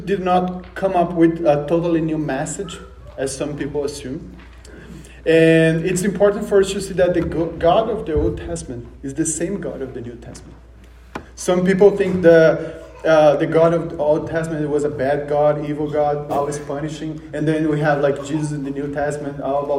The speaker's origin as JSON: {"language": "English", "country": "Brazil", "moved": "yes", "said": "I'm from Brazil, so you might notice the accent"}